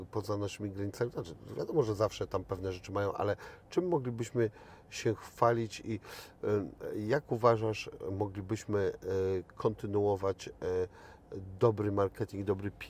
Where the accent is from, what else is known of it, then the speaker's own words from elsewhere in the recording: Szczecin, West Pomeranian Voivodeship, Poland; A ja to mam e, totalnie, jako szczecinianin, no jak przejeżdżam przez granicę, coś we mnie